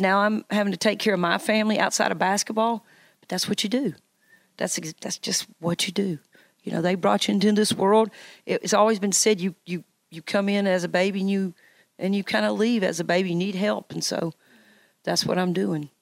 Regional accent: Knoxville, Tennessee, United States; also born or lived in Virginia / Nebraska; this being my hometown

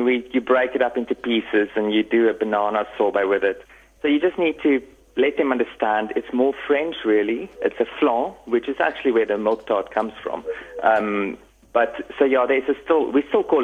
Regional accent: Middelburg, Mpumalanga, South Africa; moved away as an adult; also born or lived in Cape Town, South Africa / Stellenbosch, South Africa / Paris, France; now in Nice, France; I'm from Middelburg, Mpumalanga. Grew up there lived there for 20 years and then moved to Cape Town

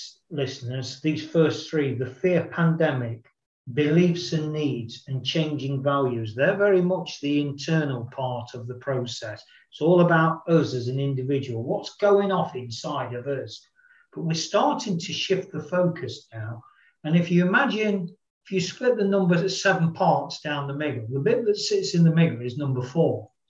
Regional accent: United Kingdom; I am a human being. I am male. I am British. I have dark hair.

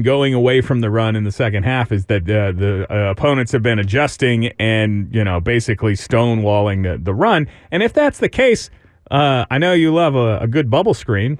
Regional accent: Round Rock, Texas, United States; also born or lived in Austin, Texas; I am from Austin, but I grew up in Round Rock.

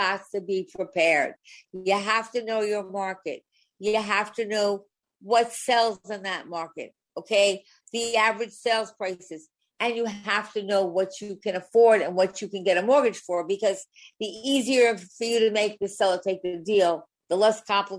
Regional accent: Long Island, New York, United States; I was born on Long Island

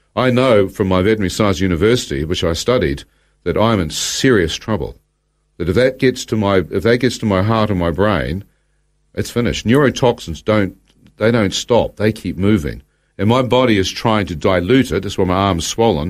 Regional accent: New Zealand; as a New Zealander

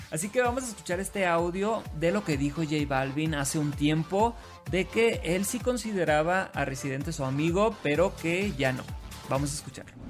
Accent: Sinaloa, Mexico; now in Mexico City, Mexico; Soy de Sinaloa

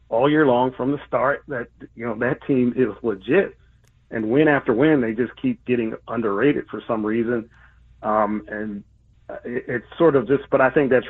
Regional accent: Philadelphia, Pennsylvania, United States; And I'm from Philly originally. From Philly, worked for the Eagles for eight years

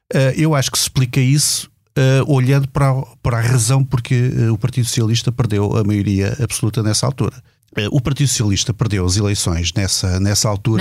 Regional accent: Portugal

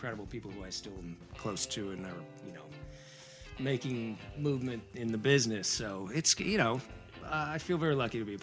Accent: near Sturgeon Bay, Wisconsin, United States; moved away as an adult; now in New York City, United States; I'm from the Midwest, not far from Sturgeon Bay, Wisconsin.

